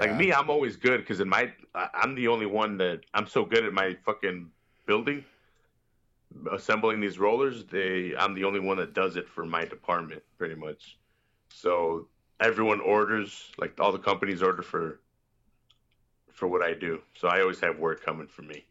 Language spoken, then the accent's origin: English; Chicago, Illinois, United States; I'm from Chicago